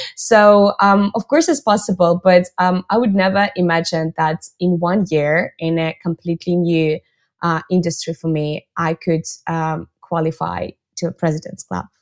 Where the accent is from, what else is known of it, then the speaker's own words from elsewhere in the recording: Russia; moved away as an adult; now in Barcelona, Spain; I'm based in Barcelona, but I'm originally from Russia